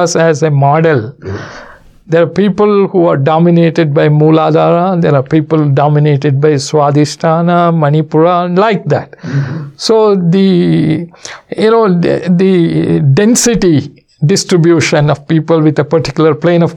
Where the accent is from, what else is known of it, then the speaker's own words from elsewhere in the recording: Mysore, Karnataka, India; 1990, when I came from Mysore to San Francisco, that is my first visit outside the country.